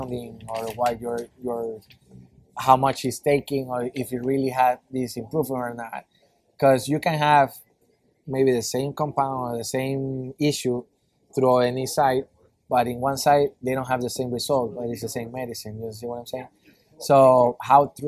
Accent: Ecuador; moved away as an adult; I come from South America. I was like second in command in graphic designer in a TV channel

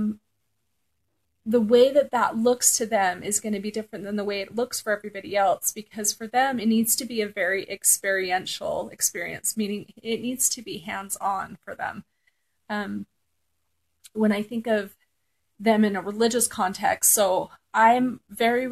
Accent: Southern California, United States; I grew up in Southern California

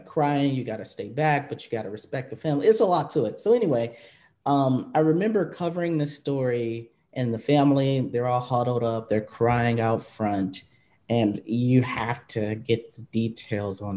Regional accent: Milwaukee, Wisconsin, United States; moved away as an adult; also born or lived in Phoenix; I know Milwaukee, actually, before I moved to Milwaukee, obviously, it's my hometown.

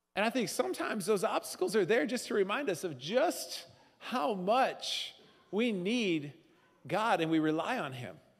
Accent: Northern Midwest, United States; we're Northern Midwesterners

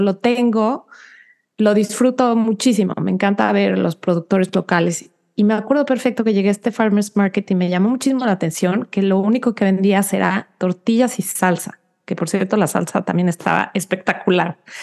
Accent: Mexico; now in United States; para nosotros como mexicanos

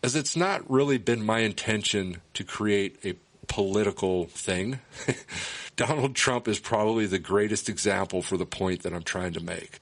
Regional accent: United States; I'm an American

